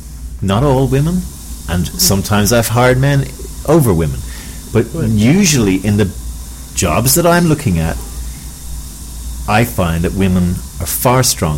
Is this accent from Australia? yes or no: no; Ireland; As an Irishman